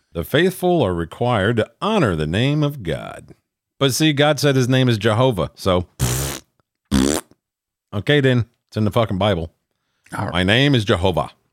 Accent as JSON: {"language": "English", "region": "Minnesota", "country": "United States", "tie": "born or raised there", "said": "my home state of Minnesota"}